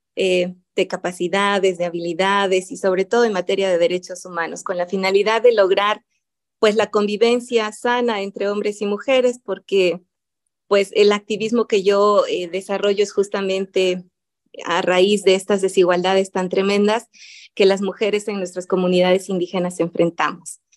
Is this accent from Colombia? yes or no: no; a town near Huautla de Jiménez, Oaxaca, Mexico; Huautla de Jiménez, que es la comunidad donde hay esta institución más cercana a mi pueblo